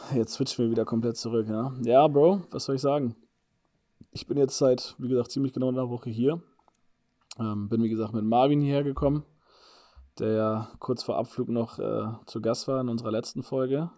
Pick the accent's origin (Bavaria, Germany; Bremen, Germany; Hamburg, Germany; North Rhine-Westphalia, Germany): Bremen, Germany; moved away as an adult; bei euch in Bremen, in meiner Heimat